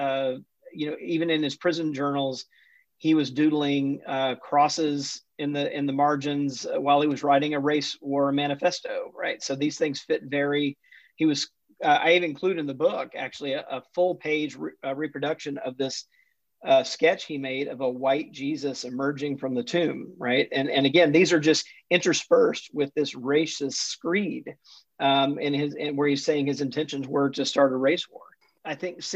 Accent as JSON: {"language": "English", "town": "Jackson", "region": "Mississippi", "country": "United States", "tie": "born or raised there", "also_born_or_lived": "Atlanta, Georgia", "said": "I grew up Southern Baptist in the Deep South, was born in Atlanta, but grew up mostly in Jackson, Mississippi"}